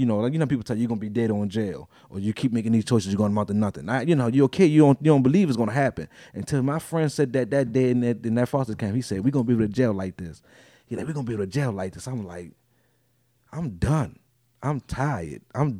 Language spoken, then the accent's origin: English; Baltimore, Maryland, United States; they're like, where you from? I'm from Baltimore. What side of town you from? Well, I've been on this side for 20 years and I've been on the east side for 20 years now. So I'm like, I'm just a Baltimorean.